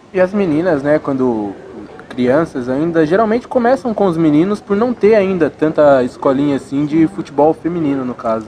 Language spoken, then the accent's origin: Portuguese; Bragança Paulista, São Paulo, Brazil; eu sou lá de Bragança